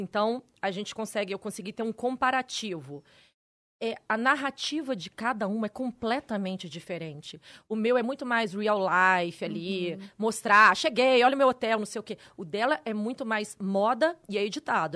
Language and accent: Portuguese; Campos dos Goytacazes, Rio de Janeiro, Brazil; now in São Paulo, Brazil; Na minha escola em Campos, eu sou de Campos Goitacazes.